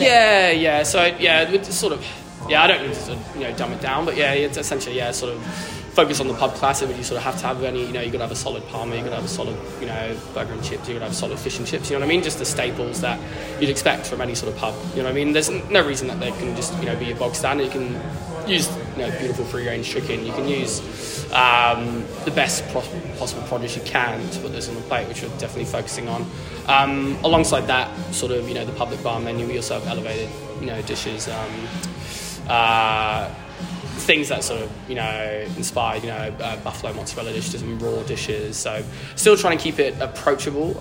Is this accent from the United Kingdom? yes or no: yes; Cornwall, South West England, United Kingdom; moved away as an adult; now in Melbourne, Australia; grew up Cornwall, left left Cornwall when I was 19